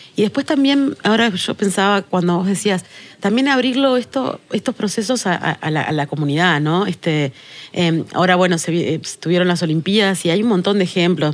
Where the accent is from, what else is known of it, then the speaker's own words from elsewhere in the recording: Tacuarembó, Uruguay; soy del interior. Yo soy eh, de Tacuarembó, siempre lo digo, y, y, y, no solo soy de Tacuarembó